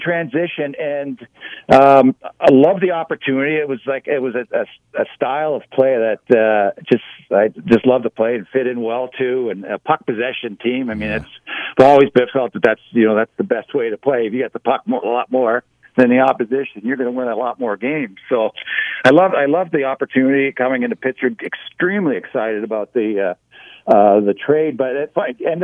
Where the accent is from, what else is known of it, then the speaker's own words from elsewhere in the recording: Toronto, Ontario, Canada; as a little boy growing up in Toronto